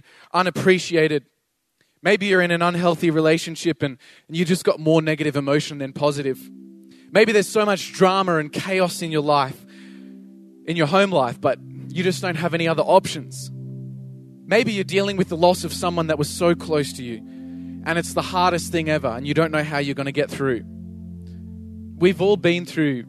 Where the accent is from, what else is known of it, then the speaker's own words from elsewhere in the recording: Toowoomba, Queensland, Australia; also born or lived in Sydney; I moved back to Toowoomba from Sydney, and when my parents divorced, I moved to Sydney and I didn't really feel like I fit